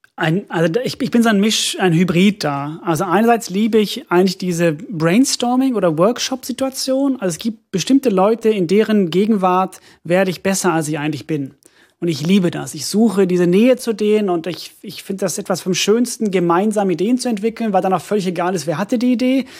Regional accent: Finland; moved away; ich komme ja aus Finnland und, und äh, meine Familie bezeichnet mich auch als Ausländer, weil ich so viel rede

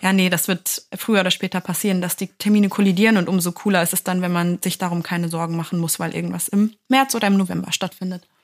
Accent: near Hanover, Lower Saxony, Germany; ich bin ja aus Niedersachsen, habe ich ja schon öfter mal erwähnt, aus der Nähe von Hannover

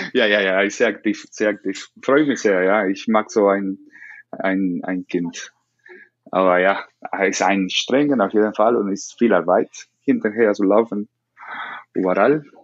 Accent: Camagüey, Cuba; German is a second language; moved away as an adult; also born or lived in Esmeralda, Camagüey / Havana; now in Germany; ich bin in Camagüey geboren, ich bin in Camagüey.

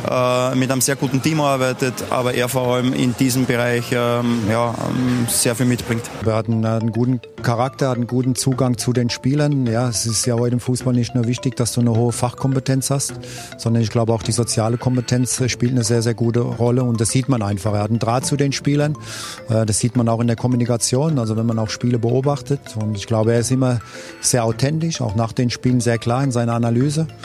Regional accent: Leipzig, Saxony, Germany; born there; Ähm, ich bin in Leipzig geboren, habe ein sensationelles Elternhaus gehabt, habe eine tolle Kindheit

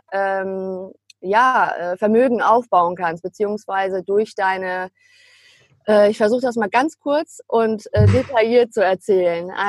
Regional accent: Münster, North Rhine-Westphalia, Germany; da ich mein Schülerpraktikum mit 16 schon beim Immobilienmakler ähm, damals in meiner Heimatstadt Münster gemacht hatte

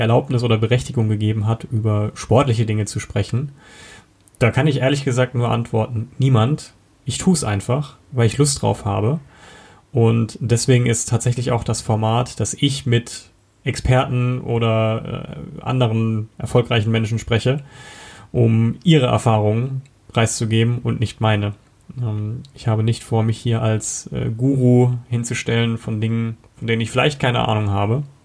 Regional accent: Karlsruhe, Baden-Württemberg, Germany; now in Kempten, Germany; ich komme ursprünglich aus Karlsruhe, wohne mittlerweile in Kempten im Allgäu

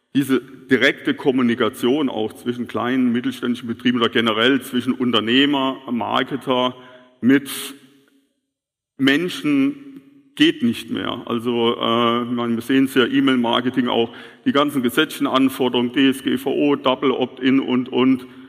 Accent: Kehlbach, Rhineland-Palatinate, Germany; bei uns in Kehlbach

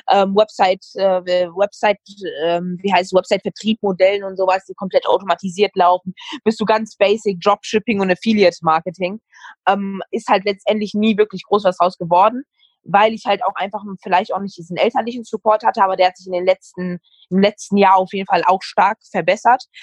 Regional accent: Serbia; ich, ich, ich bin auch Serbe, also passt das.

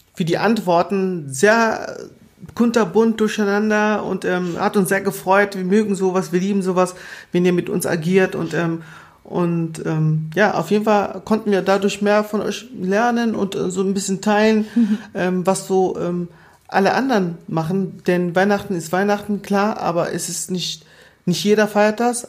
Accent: Southern Germany, Germany; also born or lived in Angola; ich komme ja aus Süddeutschland

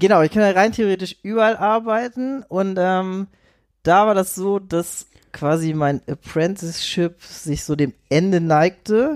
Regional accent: Itzehoe, Schleswig-Holstein, Germany; also born or lived in Vienna; now in Hamburg, Germany; ursprünglich komme ich aus Itzehoe, das ist eine Kleinstadt bei Hamburg.

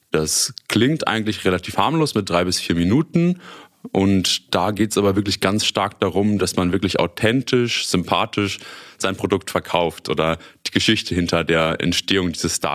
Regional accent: Münster, North Rhine-Westphalia, Germany; ich bin 27 Jahre alt, komme gebürtig aus Münster, habe hier auch damals Abitur gemacht und bin dann nach meinem Studium, nach meiner Schule nach Osnabrück für das Studium gegangen

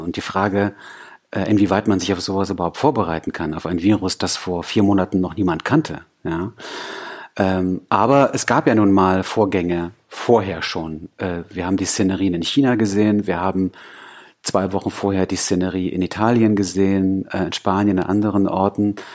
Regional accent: East Germany, Germany; als Ossi-Kind

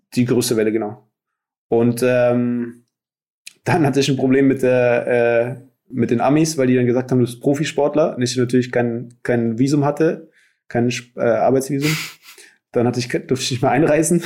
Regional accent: Nuremberg, Bavaria, Germany; moved away; also born or lived in Hawaii; ich bin in Nürnberg aufgewachsen

